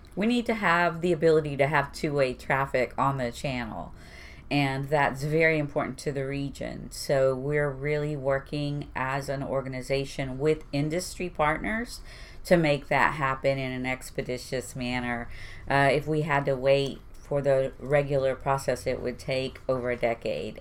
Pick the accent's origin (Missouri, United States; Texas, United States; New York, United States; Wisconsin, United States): Texas, United States; Houston; I went to Milby for two and a half years, and I graduated from Stephen F. Austin